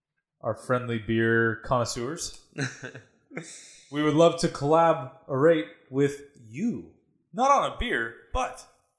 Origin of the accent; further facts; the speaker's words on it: San Diego, California, United States; moved away; when I was growing up in San Diego